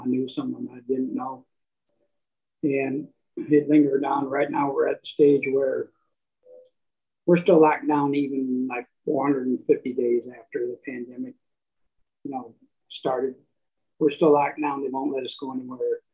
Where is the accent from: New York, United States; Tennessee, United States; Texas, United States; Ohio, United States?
Texas, United States; Dallas; also born or lived in Michigan; now in Elk Grove Village, United States; I'm from Texas, Dallas, Texas